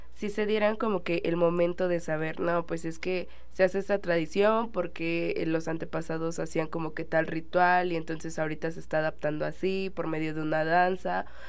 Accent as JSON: {"language": "Spanish", "country": "Mexico", "said": "como mexicanos no nos sintamos orgullosos de nuestras raíces"}